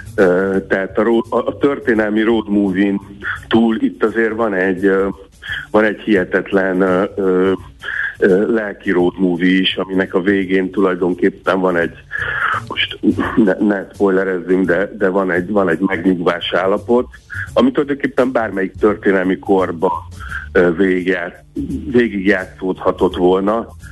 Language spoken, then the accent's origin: Hungarian; the far bank of the Tisza, Csongrád-Csanád, Hungary; ott a, a Tisza túlsó partján, ö, lehetett, ahol én egyébként születtem